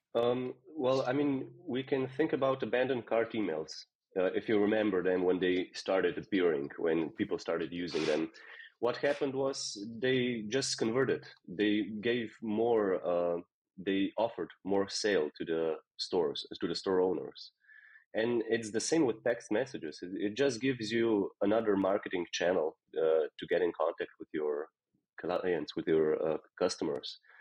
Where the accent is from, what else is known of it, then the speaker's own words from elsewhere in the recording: Slovenia; now in Netherlands; I'm from Slovenia and I moved here just randomly